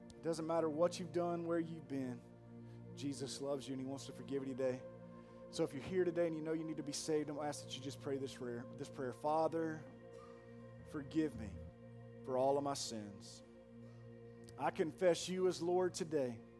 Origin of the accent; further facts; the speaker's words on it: Pearl, United States; I'm from Pearl